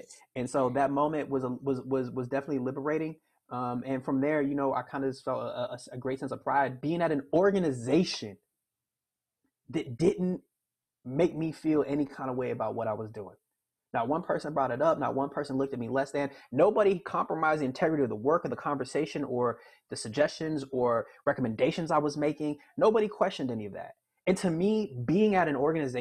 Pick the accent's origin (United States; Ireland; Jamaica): United States; Miami, Florida; moved away as an adult; now in Chicago, United States; growing up in Miami